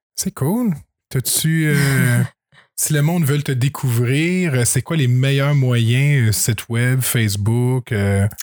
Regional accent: Saint-Grégoire, Quebec, Canada; je viens de Saint-Grégoire. Et là, je reste à la colle

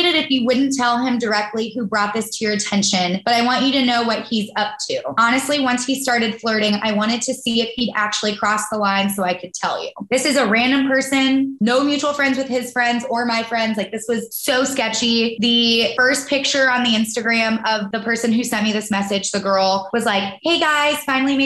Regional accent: the South, United States; growing up in the South

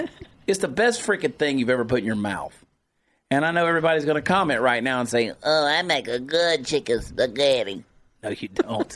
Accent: United States; I'm an American

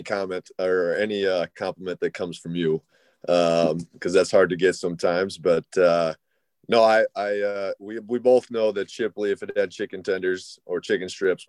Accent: Mitchell, South Dakota, United States; Mitchell. So we're double A, and they're smaller class. So home of the world's only corn palace.

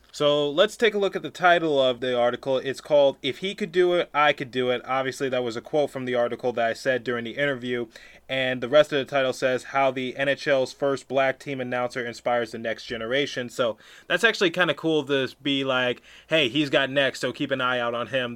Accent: Detroit, Michigan, United States; now in Philadelphia, United States; I grew up in Detroit, Michigan my entire life, or for a good chunk of my life. I currently reside in Philadelphia, Pennsylvania

